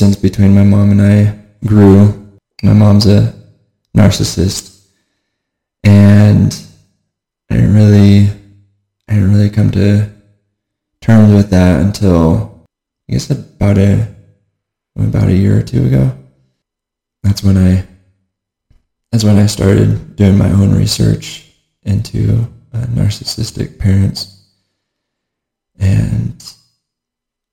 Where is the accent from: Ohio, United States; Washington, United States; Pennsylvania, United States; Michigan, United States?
Washington, United States; Auburn / Federal Way area; I grew up in Washington State, just south of Seattle, the Auburn Federal area